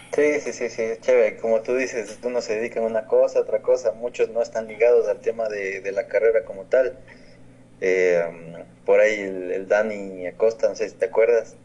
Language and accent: Spanish; Ecuador; en mi país, en Ecuador